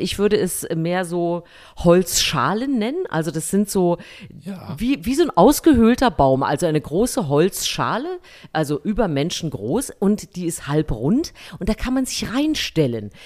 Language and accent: German; Thuringia, Germany; in Thüringen in meiner Kindheit auf dem Wäscheplatz meiner Mutter